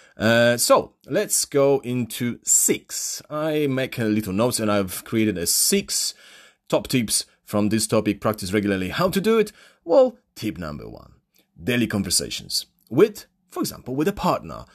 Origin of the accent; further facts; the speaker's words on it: Poland; accent: Polish; first language Polish; English is a second language; my mother language, which is Polish